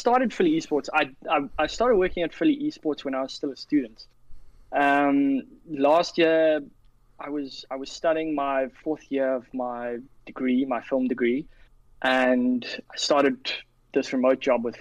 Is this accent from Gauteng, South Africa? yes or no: no; Cape Town, Western Cape, South Africa; also born or lived in London; I work remotely from Cape Town, South Africa. That's where I was born and raised. Sorry, I wasn't born here. I was born in London, but I was raised here.